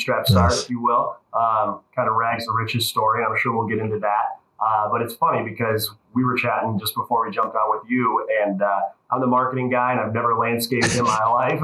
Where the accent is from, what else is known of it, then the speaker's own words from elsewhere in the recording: Bay Village, Ohio, United States; moved away as an adult; also born or lived in Chicago; I grew up in the Cleveland area, actually Bay Village, the same city I'm in now